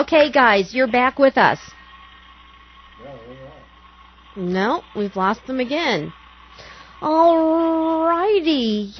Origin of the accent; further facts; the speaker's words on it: Key West, Florida, United States; I'm from Key West, so I'm a conch.